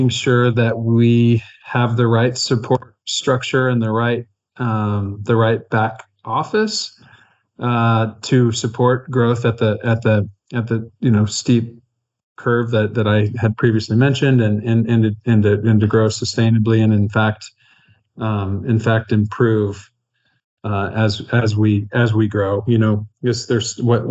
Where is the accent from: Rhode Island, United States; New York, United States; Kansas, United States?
Kansas, United States; I'm from Kansas